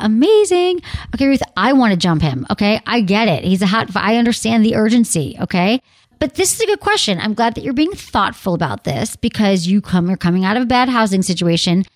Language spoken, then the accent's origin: English; Detroit, Michigan, United States; moved away; also born or lived in San Francisco; from my home, my hometown.